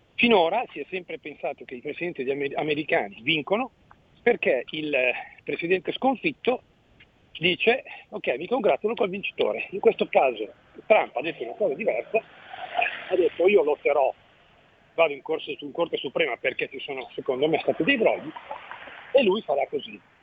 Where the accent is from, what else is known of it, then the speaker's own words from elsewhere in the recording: Mantua, Lombardy, Italy; io sono di Mantova